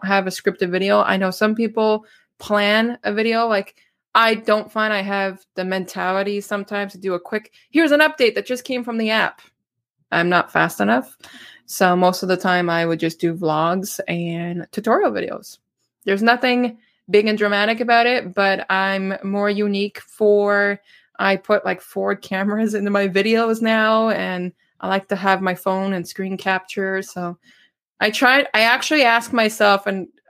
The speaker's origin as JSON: {"language": "English", "region": "Quebec", "country": "Canada", "tie": "born or raised there", "said": "I'm a Quebecer that doesn't follow hockey unless the Habs are in the playoffs"}